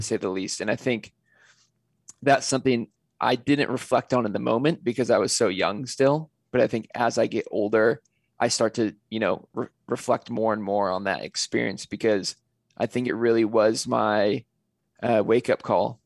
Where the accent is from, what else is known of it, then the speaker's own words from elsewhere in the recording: California, United States; I'm originally from California